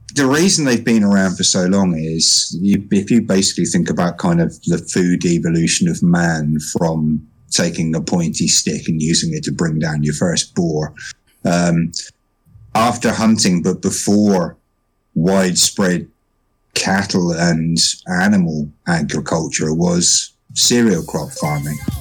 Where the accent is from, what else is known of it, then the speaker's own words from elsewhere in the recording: United Kingdom; I am a Brit.